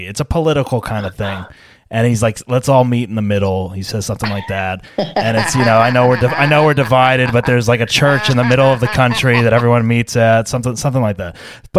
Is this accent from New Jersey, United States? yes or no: yes; Montclair, New Jersey, United States; I'm from North Jersey.